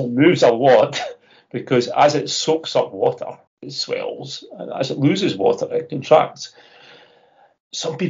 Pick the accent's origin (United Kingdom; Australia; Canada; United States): United Kingdom; Scotland; I'm Scottish.